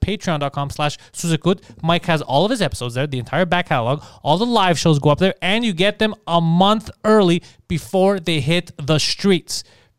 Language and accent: English; Montreal, Quebec, Canada; I'm not scared of this guy. I'm from Park X, and I was a long way from Park X.